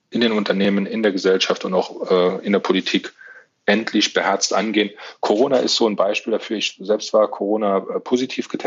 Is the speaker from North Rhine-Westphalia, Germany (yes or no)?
no; Saarland, Germany; Das ist meine Heimat, da fühle ich mich sehr, sehr wohl